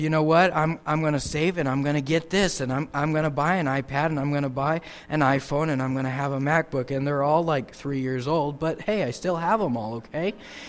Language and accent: English; Papua New Guinea; It's amazing to me growing up in New Guinea how that people that didn't have anything, the minimum wage there in New Guinea is $1 an hour.